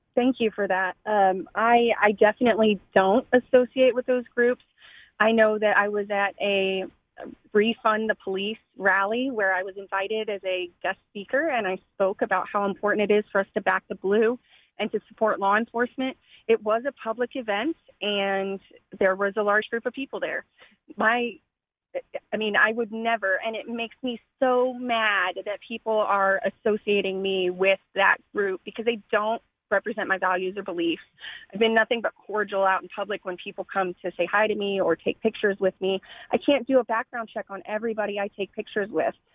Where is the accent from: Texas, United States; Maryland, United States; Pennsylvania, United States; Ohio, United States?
Texas, United States; Austin; I was born and raised in Austin